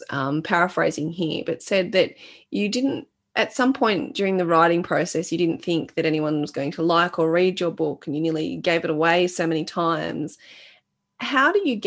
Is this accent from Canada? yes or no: no; Australia; I was born in Australia